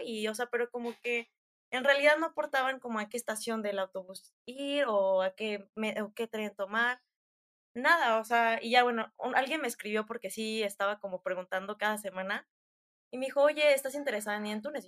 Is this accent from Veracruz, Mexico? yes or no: no; Tula de Allende, Hidalgo, Mexico; now in Querétaro, Mexico; soy de Hidalgo, nací en Tula de Allende, Hidalgo, pero después me mudé a Querétaro